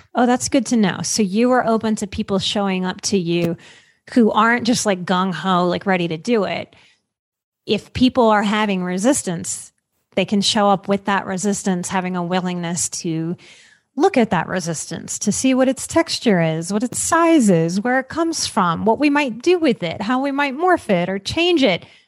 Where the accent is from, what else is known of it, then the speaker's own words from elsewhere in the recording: Louisiana, United States; So I grew up in Louisiana. So I grew up on soul food